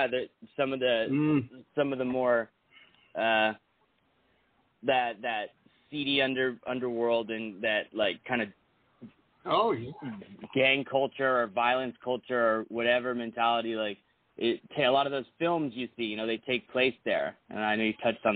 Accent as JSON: {"language": "English", "town": "Benicia", "region": "California", "country": "United States", "tie": "born or raised there", "moved": "yes", "lives_now": "Las Vegas, United States", "said": "the Bay Area in California, so I grew up about half hour 45 minutes from San Francisco. In a small town called Benicia"}